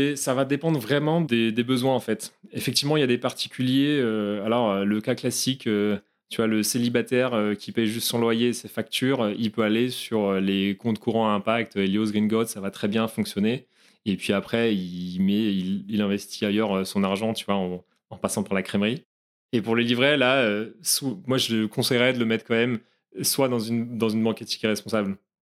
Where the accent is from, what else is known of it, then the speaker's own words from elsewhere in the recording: Brittany, France; je suis breton d'origine